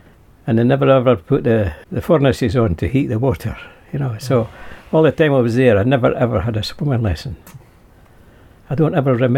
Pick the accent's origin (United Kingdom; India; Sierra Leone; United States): United Kingdom; Stirling, Scotland; Very near the castle, in Broad Street.